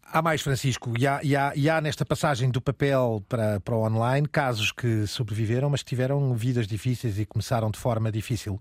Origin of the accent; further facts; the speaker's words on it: Aveiro, Centro, Portugal; na minha terra natal, em Aveiro